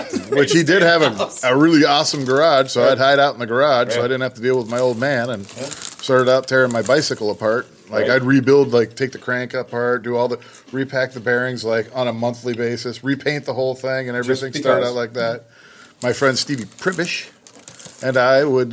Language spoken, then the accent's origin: English; Pennsylvania, United States; I grew up in Pennsylvania